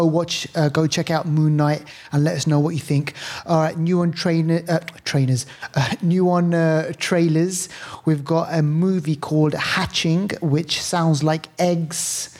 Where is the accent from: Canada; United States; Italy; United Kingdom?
United Kingdom; England